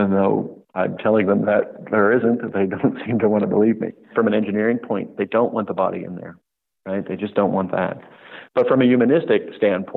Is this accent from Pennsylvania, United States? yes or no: yes; Pittsburgh, Pennsylvania, United States; moved away; also born or lived in Hoover Dam, Nevada/Arizona; I'm originally from Pittsburgh, Pennsylvania